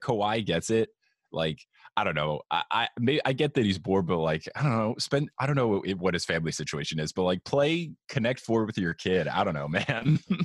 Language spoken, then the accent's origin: English; New Jersey, United States; I grew up in a, in a very Italian part of New Jersey